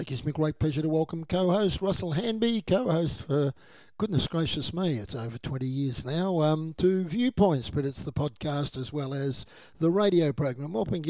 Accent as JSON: {"language": "English", "town": "Nilma", "region": "Victoria", "country": "Australia", "tie": "born or raised there"}